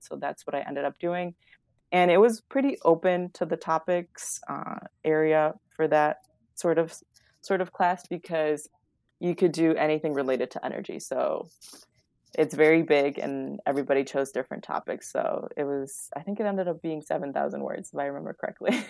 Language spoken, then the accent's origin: English; West Chicago, Illinois, United States; It's a great town, I love it, it's my hometown